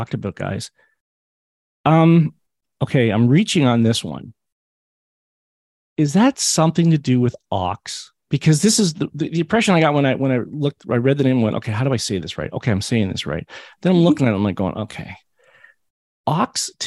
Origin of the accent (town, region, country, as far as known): Hamilton, Ontario, Canada; born or raised there